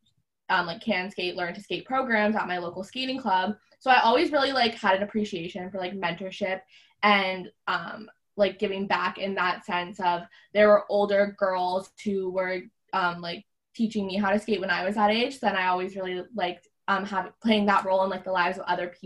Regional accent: Niagara-on-the-Lake, Ontario, Canada; I'm actually from Niagara-on-the-Lake, Ontario, which is a small town just kind of south of Toronto.

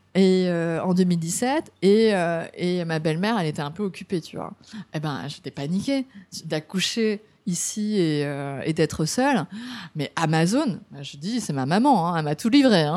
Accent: France; now in Japan; en tant que Français

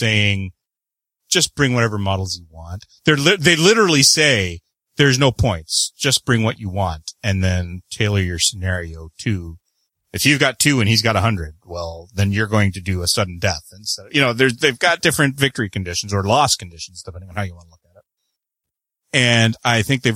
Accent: Canada; I am the Canadian

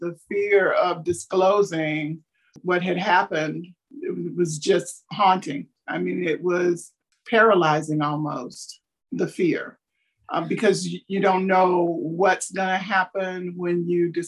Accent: North Carolina, United States; also born or lived in Texas; now in Florida, United States; raised in North Carolina

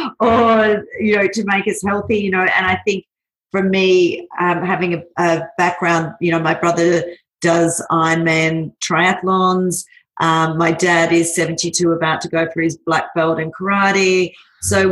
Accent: Australia; moved away as an adult; now in Singapore; Yeah, so Australian. I have been in Singapore for 15 years. I moved up here originally for 2 years with a corporate job

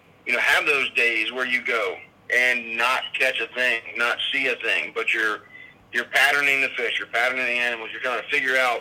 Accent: Mississippi Delta, United States; I grew up in the Mississippi Delta, was born up there

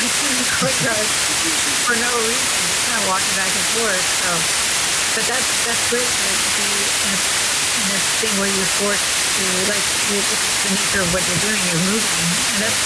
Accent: New York City, New York, United States; now in Los Angeles, United States; as a New Yorker

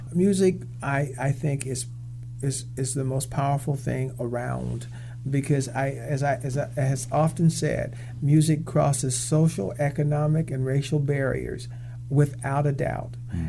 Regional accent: Kansas, United States; In the middle of the Midwest.

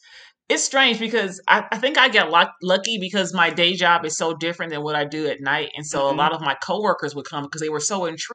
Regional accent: Las Vegas, Nevada, United States; since I am from Vegas and I would hound people.

